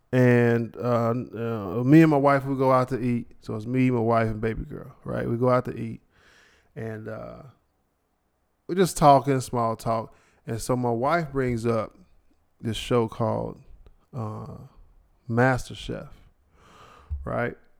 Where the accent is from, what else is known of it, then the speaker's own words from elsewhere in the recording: Ohio, United States; I'm from Ohio